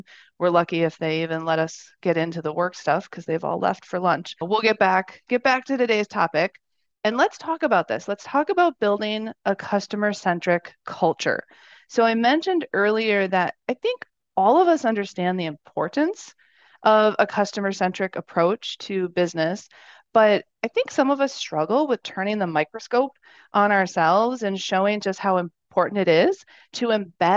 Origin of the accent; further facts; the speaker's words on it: Wisconsin, United States; moved away; I'm a Midwestern girl. So, and I'm from Wisconsin originally.